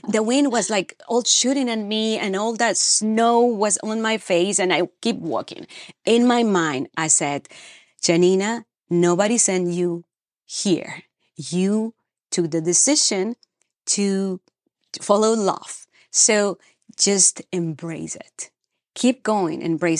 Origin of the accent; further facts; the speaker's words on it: Peru; moved away; So I came from Peru, South America, to Ohio, Cleveland, Ohio, and a polar vortex in 2012.